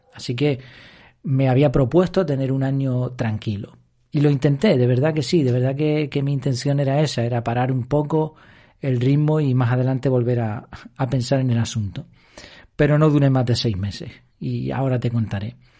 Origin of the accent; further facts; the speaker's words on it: Madrid, Community of Madrid, Spain; now in Gran Canaria, Spain; yo no soy canario 100%, nací en Madrid, pero me considero casi, casi ya canario